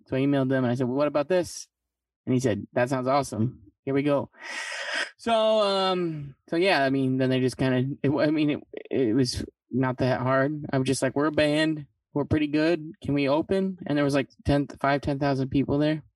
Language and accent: English; Midland, Michigan, United States; also born or lived in Grand Rapids, Michigan / Saginaw, Michigan; born in Grand Rapids, but uh, raised in Saginaw Midland area